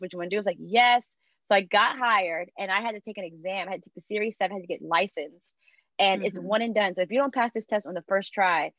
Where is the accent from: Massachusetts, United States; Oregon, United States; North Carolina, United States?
North Carolina, United States; moved away as an adult; now in Washington, D.C., United States; I come from North Carolina